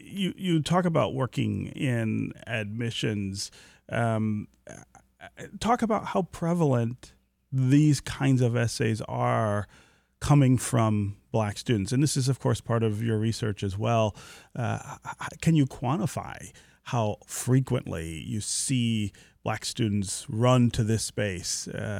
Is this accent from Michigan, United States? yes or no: yes; Detroit, Michigan, United States; born there; I was born near Grand River in Livernois, so okay. just around the corner from there.